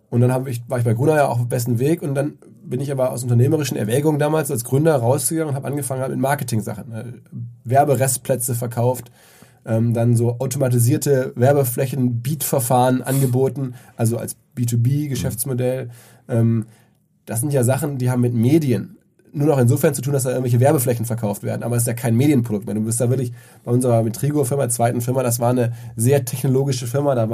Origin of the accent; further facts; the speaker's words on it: Essen, North Rhine-Westphalia, Germany; now in Hamburg, Germany; die meisten meiner Essener Freunde